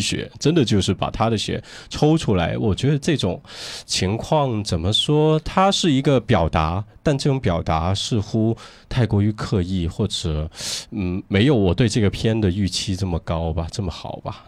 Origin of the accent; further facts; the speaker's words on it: Guangzhou, Guangdong, China; 我们都是在，呃，城市，在广州土生土长的